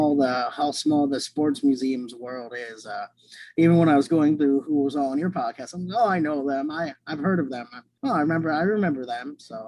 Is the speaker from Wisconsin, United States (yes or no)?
yes; Milwaukee, Wisconsin, United States; now in Atlanta, United States; So originally I'm from Wisconsin. So I grew up, I think, a huge sports fan, especially the Packers. Living in the Milwaukee area